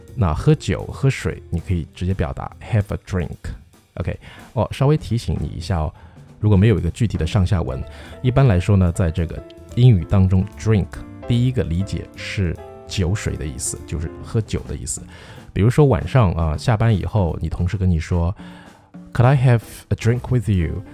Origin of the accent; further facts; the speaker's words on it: China; 我们中国人喝的这种，比方说鲫鱼汤啊